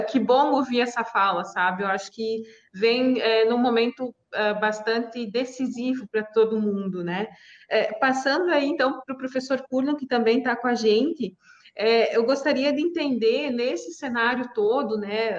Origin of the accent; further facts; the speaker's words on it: Santa Catarina, Brazil; eu sou Catarina, sou aí da região também